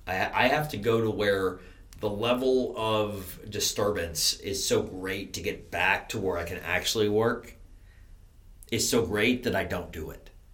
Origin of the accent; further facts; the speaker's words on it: New York, United States; I'm from New York. I'm a Yankee.